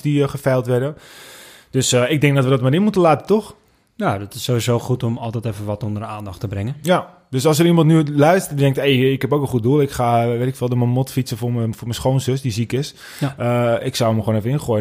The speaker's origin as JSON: {"language": "Dutch", "region": "North Holland", "country": "Netherlands", "accent": "Noord-Hollands, West-Fries", "said": "We komen helemaal uit Noord-Holland"}